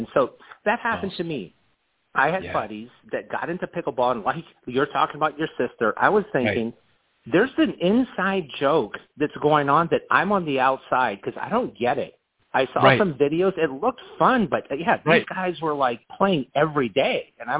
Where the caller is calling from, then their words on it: Phoenix, Arizona, United States; I'm calling from our corporate office in the beautiful Ahwatukee foothills in Arizona.